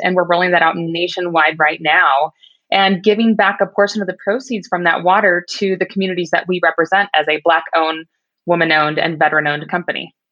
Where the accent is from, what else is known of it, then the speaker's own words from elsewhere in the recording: Midwest, United States; I grew up in the Midwest. I was Miss Kansas 2004